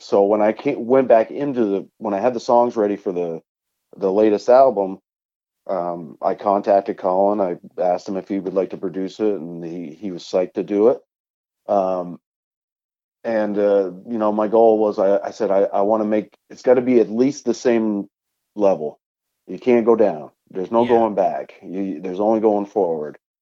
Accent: Vermont, United States; up here in my home state of Vermont.

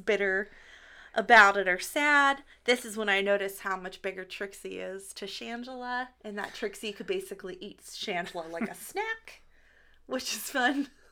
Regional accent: Pittsburgh, Pennsylvania, United States; we're from Pittsburgh

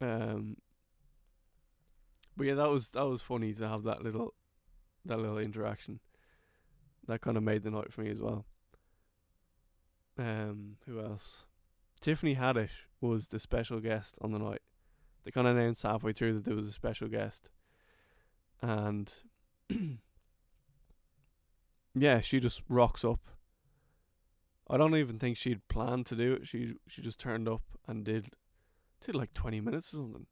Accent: Kildare, Leinster, Ireland; accent: Irish

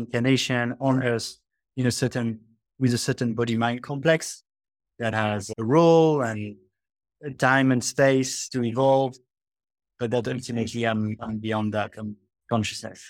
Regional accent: France; moved away as an adult; also born or lived in Australia; now in Bali, Indonesia; I grew up in France in a pretty athe-, atheist con-

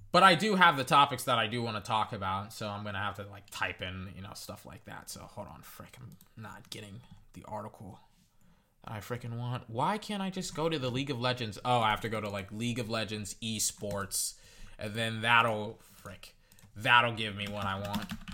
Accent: United States; as an American

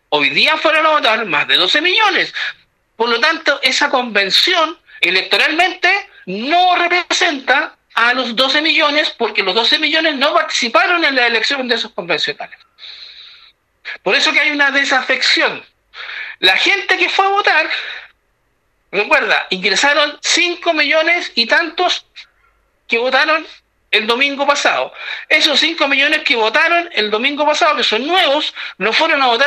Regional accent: Chile; Y como los chilenos somos un poco conservadores

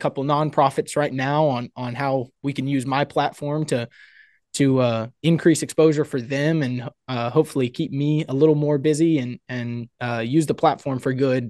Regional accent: Houston, Texas, United States; So I come from the Houston, Texas area. Come from a big family.

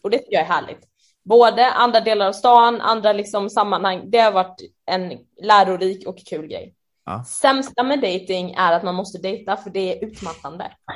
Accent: Jönköping, Jönköping County, Sweden; moved away as an adult; also born or lived in Örebro; now in Stockholm, Sweden; jag kom vuxit upp i Jönköping och där bodde jag ju på heltid fram tills jag var eh, typ 20

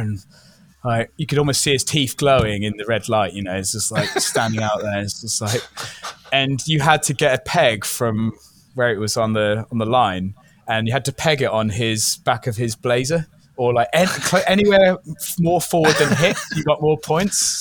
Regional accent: Wales, United Kingdom; also born or lived in England; now in Vancouver Island, Canada; growing up in Wales was amazing.

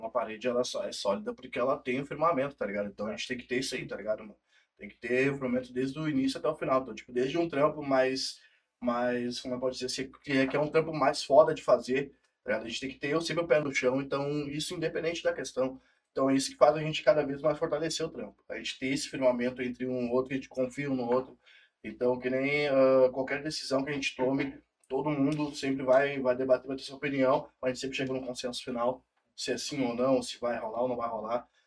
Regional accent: South Region, Brazil; público sulista consome música de fora. Isso é complicado para nós que somos sulistas, entendeu?

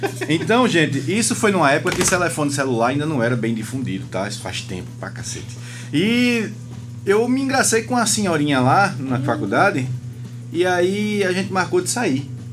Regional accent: Vitória, Brazil; also born or lived in Recife; eu moro em Vitória desde que nasci sou recifense só porque nasci lá, né? Mas moro em Vitória desde que nasci

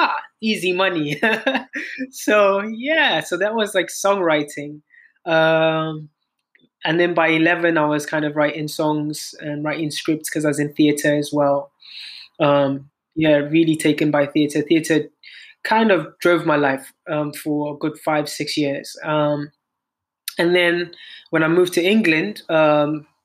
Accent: Zimbabwe; moved away as an adult; also born or lived in South Africa; I'm a singer-songwriter from Zimbabwe. Born and raised in Zimbabwe, pretty much.

